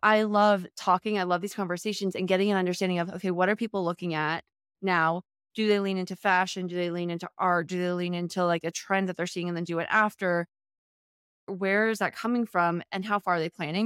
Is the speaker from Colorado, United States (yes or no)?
no; Charlottesville, Virginia, United States; moved away; I'm from Virginia originally, from Charlottesville